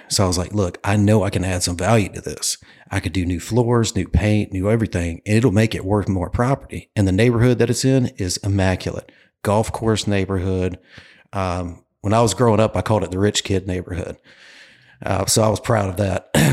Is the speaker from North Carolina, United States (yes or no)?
yes; Clayton, North Carolina, United States; moved away as an adult; now in Myrtle Beach, United States; I am from Clayton, North Carolina, a little town outside of Raleigh